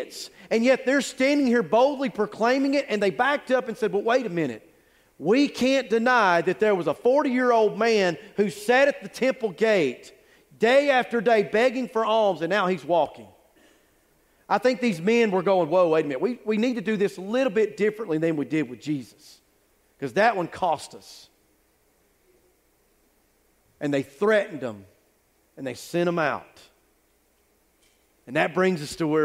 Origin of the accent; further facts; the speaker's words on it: United States; I grew up on Jotham Down Road in North Forsyth